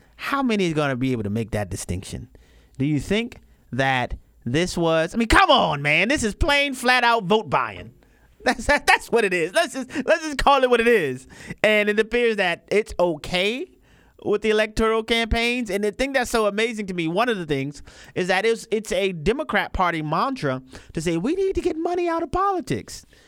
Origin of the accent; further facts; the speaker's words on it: New Orleans, Louisiana, United States; I'm from New Orleans, Louisiana